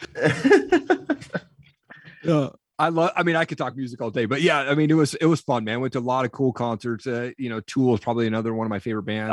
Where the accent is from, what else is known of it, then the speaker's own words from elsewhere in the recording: Eastern Washington, United States; I grew up in Eastern Washington.